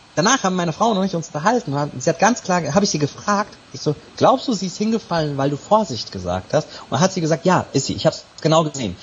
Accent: Serbia; bin gebürtiger Serbe

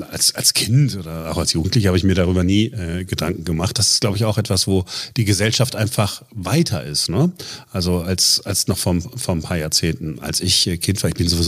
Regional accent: Duisburg, North Rhine-Westphalia, Germany; Äh, ich bin in Duisburg aufgewachsen.

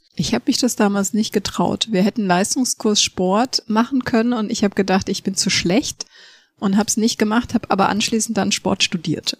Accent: Munich, Bavaria, Germany; ich bin ja in München aufgewachsen

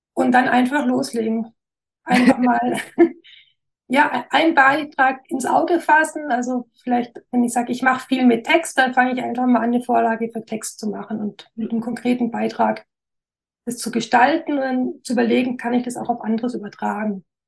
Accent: Wernau, Baden-Württemberg, Germany; accent: Alemannic; Ich bin in Wernau, so eine Kleinstadt in der Nähe von Esslingen im Großraum Stuttgart. Genau, ich weiß nicht, ob man es noch an meinem Dialekt

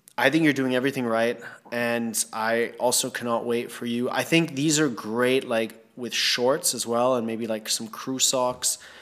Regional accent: Thailand; growing up in Thailand

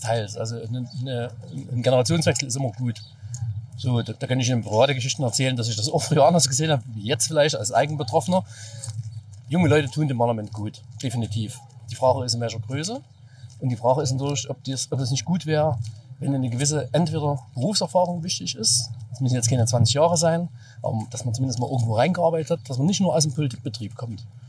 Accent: East Germany, Germany; als Ossi ist es ja trotzdem noch die Herkunft

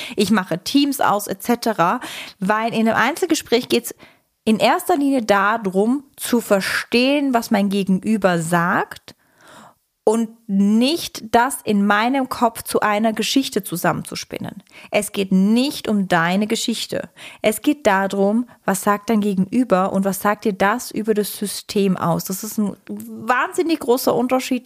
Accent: Switzerland; Ich bin Schweizerin.

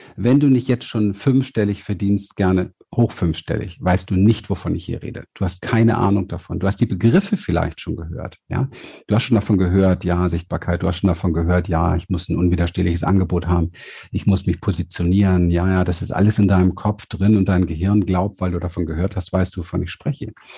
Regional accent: Berlin, Germany; ich komme ja aus Berlin vom Hinterhof

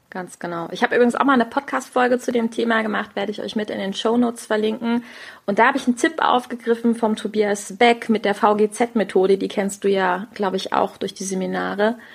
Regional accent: Rhineland, Germany; accent: Rhenish; Wenn, wenn ich mit meinem, mit meinem Rheinländisch so um die Ecke komme, es ist halt auch in meinem Herzen drin. Ich bin Rheinländerin

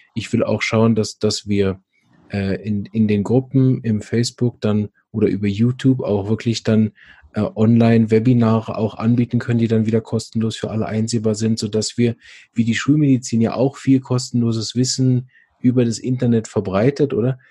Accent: Switzerland; bei uns in der Schweiz

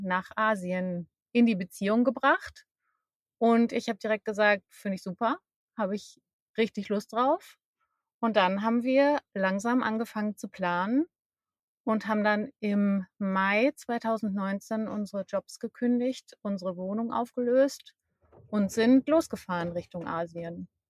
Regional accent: Münster, North Rhine-Westphalia, Germany; moved away as an adult; also born or lived in Hamburg; wir kommen ursprünglich beide aus dem Münsterland, beziehungsweise ich komme aus Münster

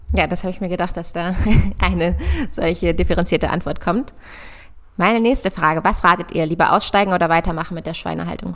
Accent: near Hanover, Lower Saxony, Germany; moved away as an adult; also born or lived in Göttingen / Berlin; bin auf einem Ackerbaubetrieb groß geworden in der Nähe von Hannover

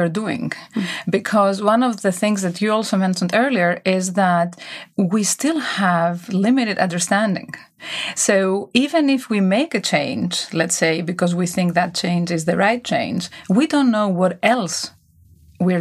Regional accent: Greece; also born or lived in United States / England; now in Switzerland; I grew up in Greece. I lived many years in the US, in England, then in Switzerland

